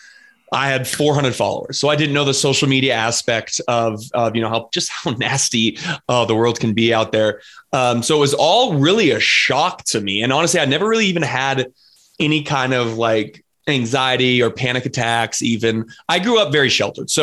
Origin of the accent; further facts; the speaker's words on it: Colorado, United States; I'm from Colorado. So I'm Colorado native out here in the Midwest.